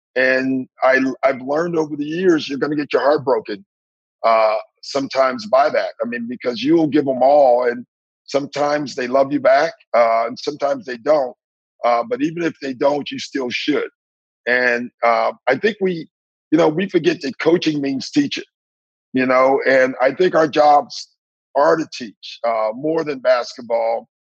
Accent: Maywood, Illinois, United States; moved away; I'm from Maywood, and I'm black

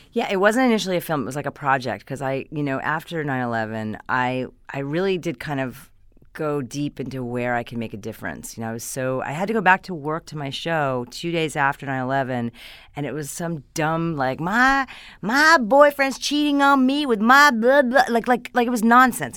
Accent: Hastings-on-Hudson, New York, United States; moved away as an adult; now in California, United States; I come from just outside of New York City, Westchester County. I'm from Hastings on Hudson

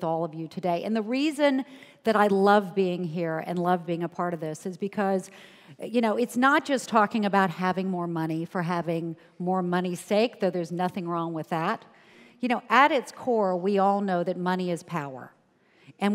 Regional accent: Charleston, South Carolina, United States; moved away; I grew up in Charleston, South Carolina, where my parents' highest aspiration for me was to be an administrative assistant.

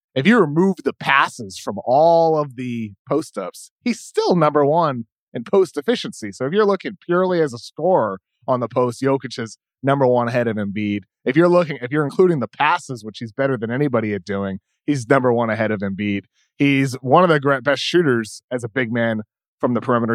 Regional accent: East Coast, United States; growing up on the East Coast

